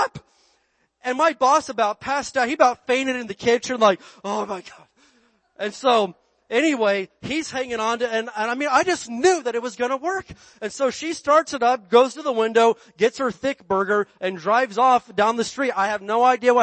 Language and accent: English; Barstow, California, United States; we're from Barstow